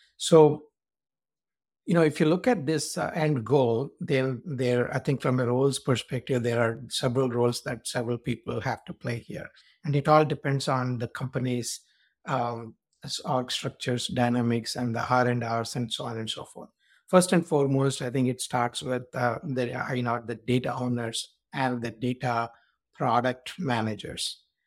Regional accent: India; moved away as an adult; now in United States; I was born in India, and then I came to U S for my master's

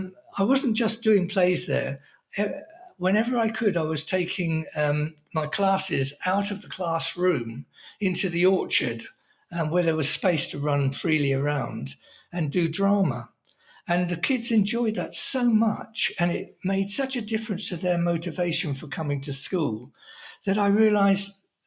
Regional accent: Oxford, South East England, United Kingdom; he only gave me my job because I was from Oxford and such, that appealed to his snobbery.

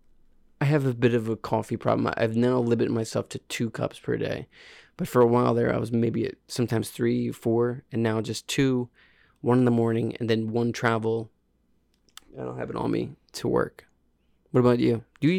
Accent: Pennsylvania, United States; Piffeter. I'm from Piffeter, PA.

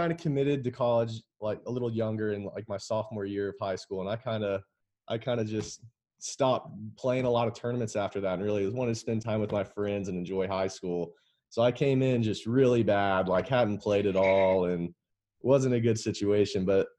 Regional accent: West Palm Beach, Florida, United States; also born or lived in Lexington, Kentucky, United States; Yeah, so I was born in Lexington, Kentucky, and we moved to West Palm Beach, Florida when I was young.

